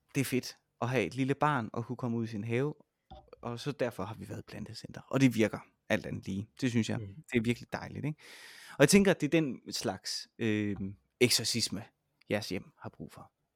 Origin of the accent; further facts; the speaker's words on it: Vejle, Southern Denmark, Denmark; now in Roskilde, Denmark; jeg kommer jo fra Vejle oprindeligt, og nu bor jeg i Roskilde